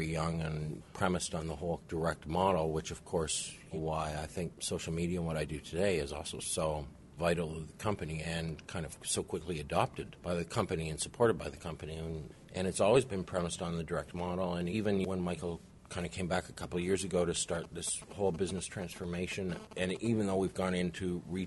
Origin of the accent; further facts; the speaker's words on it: Canada; moved away as an adult; also born or lived in St. Louis / New York / Ottawa; now in Austin, United States; I was born and raised in Canada, went to university in Canada